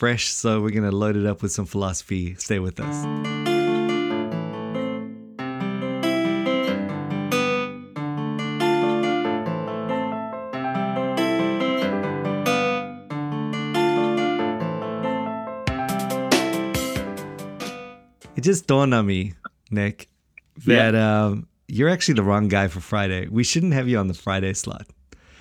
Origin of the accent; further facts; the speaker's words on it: South Africa; now in Wellington, New Zealand; we're both not from New Zealand, but from South Africa